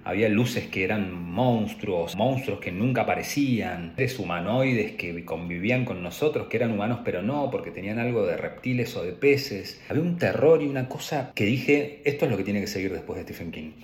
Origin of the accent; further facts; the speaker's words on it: Trelew, Chubut, Argentina; Yo nací en la Patagonia, Chubut, específico en la ciudad de Trelew